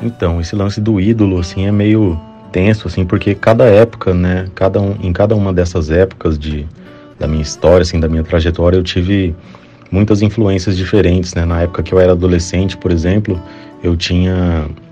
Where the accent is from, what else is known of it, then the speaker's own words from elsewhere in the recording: Campo Grande, Mato Grosso do Sul, Brazil; Eu sou de Campo Grande, Mato Grosso do Sul, eu tive contato com música, assim, desde criança